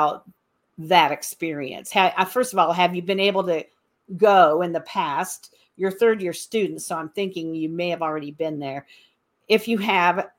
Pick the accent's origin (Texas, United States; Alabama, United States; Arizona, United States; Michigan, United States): Michigan, United States; Michigan, which is my home state